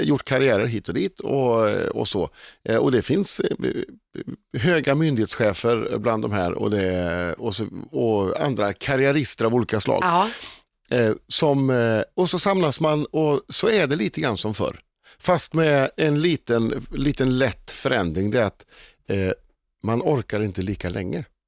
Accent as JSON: {"language": "Swedish", "town": "Uddevalla", "region": "Västra Götaland", "country": "Sweden", "moved": "as an adult", "lives_now": "Stockholm, Sweden", "said": "fortfarande kompisarna hemma i Uddevalla"}